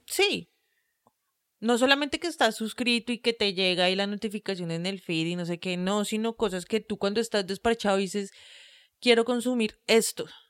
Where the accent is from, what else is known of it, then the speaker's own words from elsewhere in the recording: Colombia; somos de Colombia